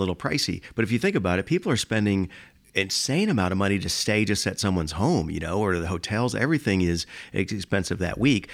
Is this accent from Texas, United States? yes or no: no; Miami, Florida, United States; now in Atlanta, United States; I was born in Miami